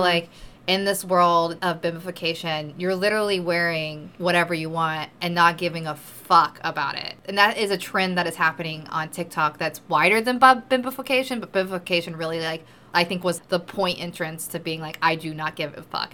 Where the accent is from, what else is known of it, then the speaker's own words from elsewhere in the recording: the South, United States; I come from the South